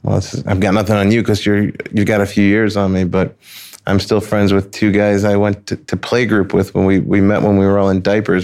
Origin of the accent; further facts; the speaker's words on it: New York City, New York, United States; moved away; also born or lived in Long Island; I'm originally from Flushing, Queens.